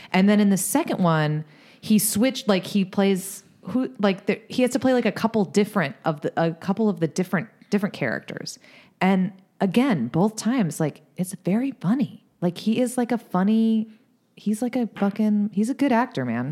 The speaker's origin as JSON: {"language": "English", "area": "Boston area", "region": "Massachusetts", "country": "United States", "said": "We're not from Boston proper"}